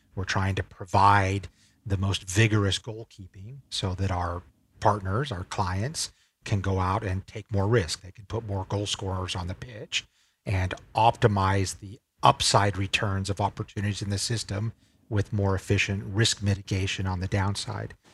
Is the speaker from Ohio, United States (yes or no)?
no; Salt Lake City, Utah, United States; moved away as an adult; also born or lived in Berkeley, California / San Francisco; now in Singapore; I grew up in Salt Lake City, Utah, and consider myself a Utah boy through and through